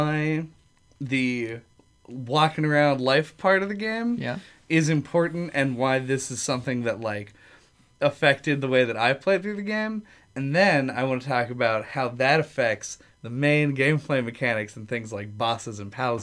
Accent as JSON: {"language": "English", "country": "United States", "said": "I'm an American"}